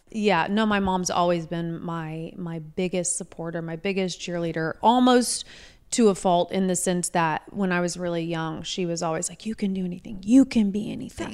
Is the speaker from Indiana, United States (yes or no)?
yes; Indianapolis, Indiana, United States; also born or lived in Martinsville, Indiana; I grew up, I was raised in Indianapolis, until I was about eleven.